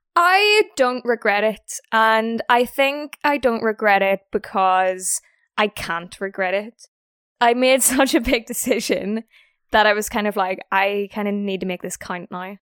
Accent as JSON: {"language": "English", "town": "Belfast", "region": "Northern Ireland", "country": "United Kingdom", "moved": "yes", "said": "I am from Ireland. I'm from Belfast, so the north part of Ireland."}